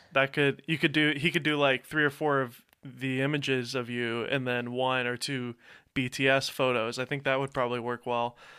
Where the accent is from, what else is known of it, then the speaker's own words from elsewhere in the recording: Nashville, Tennessee, United States; moved away as an adult; now in Los Angeles, United States; I came from Nashville, Tennessee. I was uh, born here, but grew up in Nashville